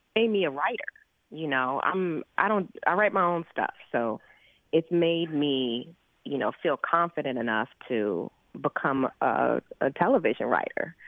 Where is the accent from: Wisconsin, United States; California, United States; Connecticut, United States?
California, United States; Los Angeles; I grew up in South